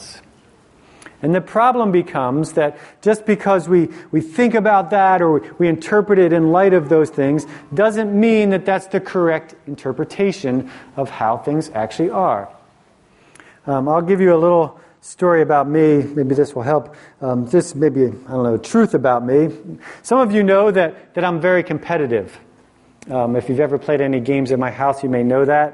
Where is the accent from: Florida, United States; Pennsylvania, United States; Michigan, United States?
Pennsylvania, United States; Philadelphia; I grew up in Philly, and we have this different mentality in Philly oftentimes